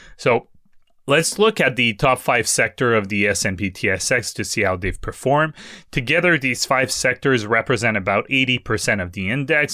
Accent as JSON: {"language": "English", "country": "Canada", "said": "as a Canadian"}